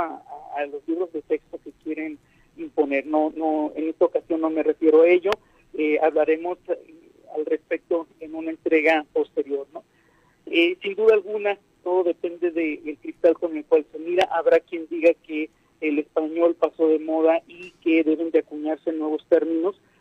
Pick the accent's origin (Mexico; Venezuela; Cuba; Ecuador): Mexico; los mexicanos particularmente los mexicanos